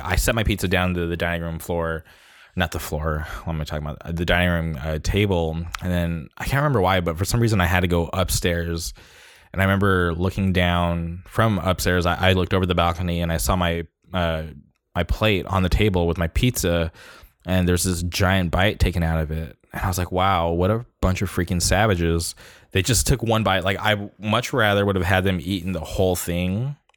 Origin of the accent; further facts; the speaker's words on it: Orange County, California, United States; my hometown. uh, Orange County forever